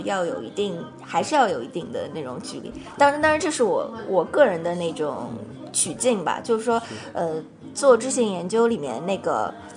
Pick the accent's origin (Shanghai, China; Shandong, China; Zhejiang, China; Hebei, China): Shanghai, China; moved away as an adult; now in United States; 我是上海人，对。然后我从小就在上海读书的